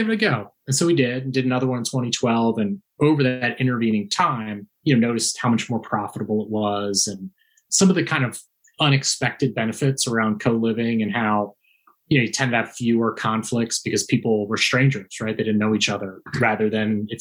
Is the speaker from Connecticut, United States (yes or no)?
no; outside of Philadelphia, Pennsylvania, United States; moved away as an adult; also born or lived in California / Washington, D.C.; I grew up outside of Philadelphia